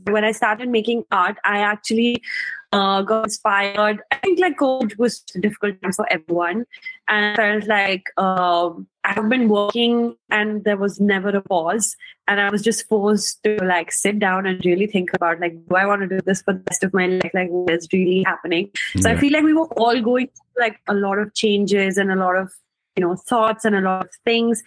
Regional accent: India; I'm from India

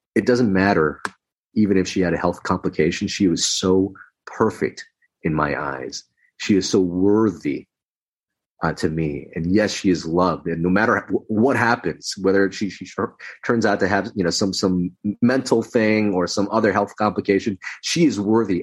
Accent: Los Angeles, California, United States; also born or lived in Philippines; I was in America growing up in Los Angeles

